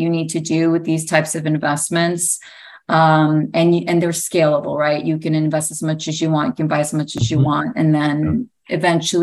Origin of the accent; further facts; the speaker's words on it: New York, United States; My story is I was born in New York. My parents came from Greece